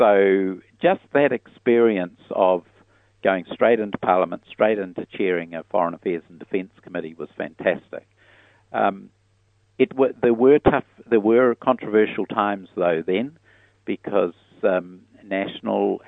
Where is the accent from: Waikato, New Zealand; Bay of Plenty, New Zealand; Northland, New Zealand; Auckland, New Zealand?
Waikato, New Zealand; Piopio; also born or lived in Solomon Islands / United States; I grew up like many rural children in those days with aspirations to go farming